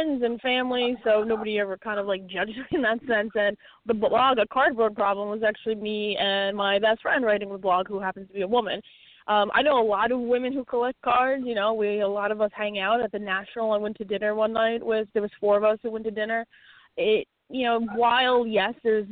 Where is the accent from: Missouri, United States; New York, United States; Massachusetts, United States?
New York, United States; I'm from New York. I grew up 15 minutes from Yankee Stadium